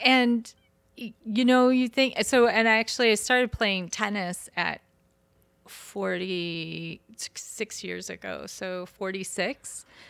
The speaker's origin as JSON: {"language": "English", "region": "Michigan", "country": "United States", "said": "I'm from, I'm from the state up north"}